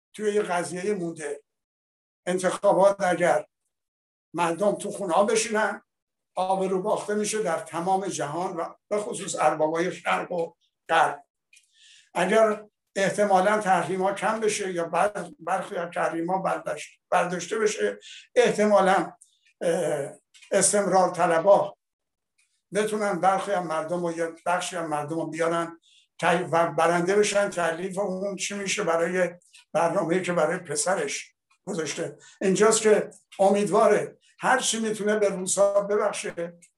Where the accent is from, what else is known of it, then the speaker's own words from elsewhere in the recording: Iran; ما ایرانی هستیم